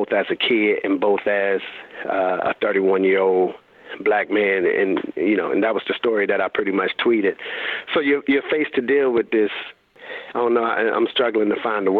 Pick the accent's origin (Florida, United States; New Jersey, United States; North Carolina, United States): North Carolina, United States; Raleigh; I'm a high school coach at the time in my hometown of Raleigh, North Carolina